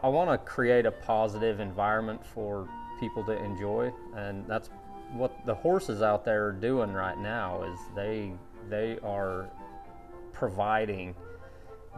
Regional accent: Southern Utah, United States; now in Tennessee, United States; I'm from Utah originally

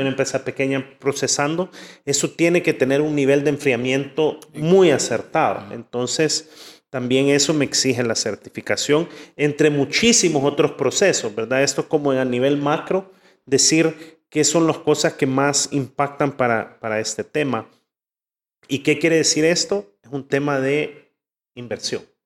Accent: El Salvador; de aquí somos

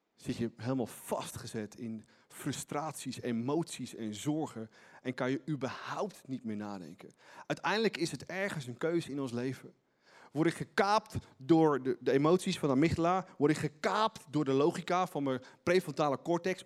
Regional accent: Netherlands

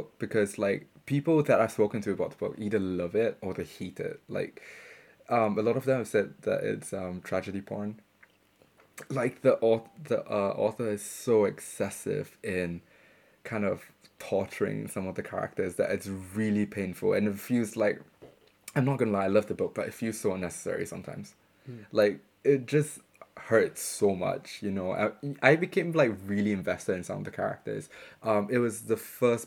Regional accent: Singapore; moved away as an adult; now in Bristol, United Kingdom; my experience growing up in Singapore

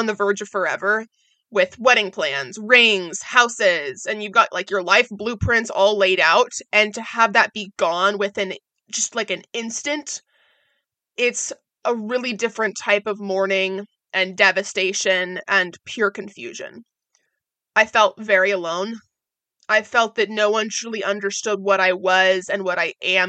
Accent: Oregon, United States; moved away as an adult; also born or lived in Orlando, Florida; I was born and raised in Oregon

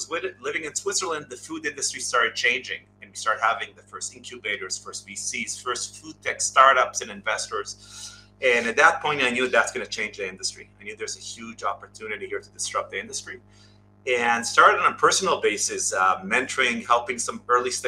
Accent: Israel; moved away as an adult; now in United States; I'm obviously originally from Israel, moved in, did the Israeli route. We all go to high school, military.

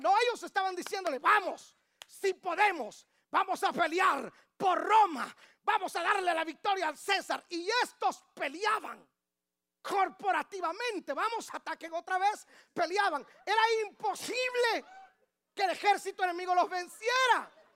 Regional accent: Guatemala; moved away; Guatemala, en mi país

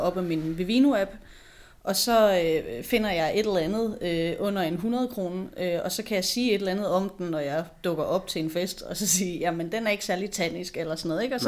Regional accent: Odense, Southern Denmark, Denmark; jeg er født og opvokset i Odense

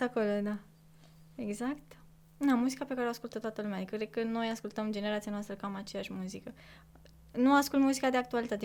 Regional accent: Corbii Mari, Dâmbovița County, Romania; moved away; din Corbi Mare, de unde sunt eu

